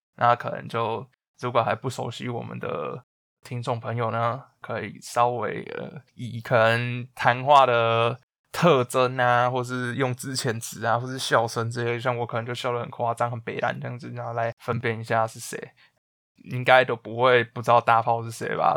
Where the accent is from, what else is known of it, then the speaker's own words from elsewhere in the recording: Taiwan; moved away; also born or lived in United Kingdom; 身为一个台湾人